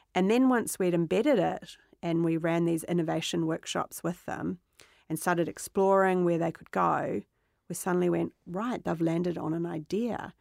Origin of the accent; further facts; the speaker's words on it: Otahuhu, Auckland, New Zealand; I grew up in New Zealand